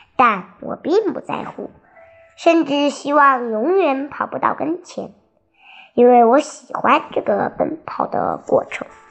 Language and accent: Chinese; Shandong, China; 得知我们是山东的游客后